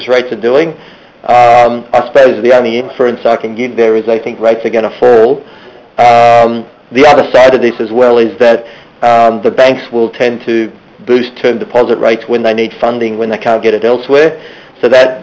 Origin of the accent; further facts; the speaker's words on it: Australia; we're Aussie